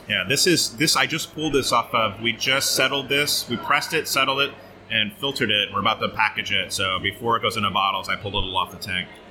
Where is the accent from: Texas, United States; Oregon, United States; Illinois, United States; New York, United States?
Oregon, United States; moved away as an adult; also born or lived in Portland, Oregon; now in Brooklyn, United States; I grew up in Oregon mostly